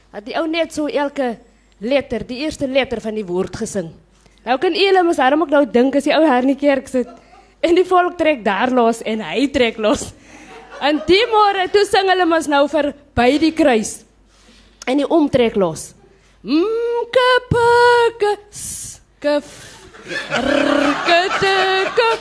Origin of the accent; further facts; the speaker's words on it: Komaggas, Northern Cape, South Africa; now in Stellenbosch, South Africa; ek kom van Kommagas in Namakwaland.